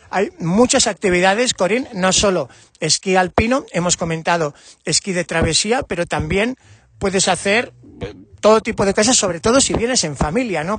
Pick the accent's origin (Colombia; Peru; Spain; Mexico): Spain; Navarre; como Navarro